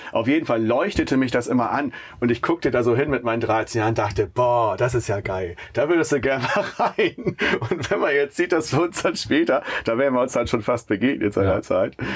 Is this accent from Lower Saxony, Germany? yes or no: yes; Buxtehude, Lower Saxony, Germany; groß bei uns in Buxtehude